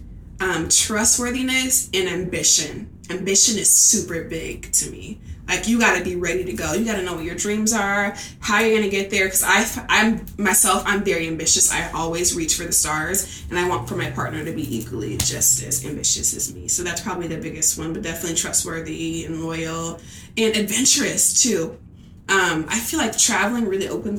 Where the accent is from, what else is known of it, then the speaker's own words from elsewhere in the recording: Iowa City, Iowa, United States; also born or lived in Chicago, Illinois; I was born in Chicago on the south side. Inglewood, where the hood at. but I was raised in Iowa City